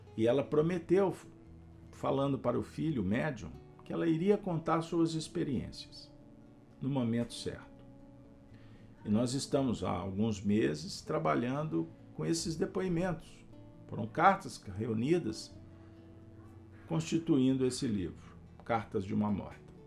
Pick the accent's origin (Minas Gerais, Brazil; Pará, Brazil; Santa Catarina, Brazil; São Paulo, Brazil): Minas Gerais, Brazil; Pedro Leopoldo; Eu tive a honra de ter passado a minha infância em Pedro Leopoldo, terra de meu pai.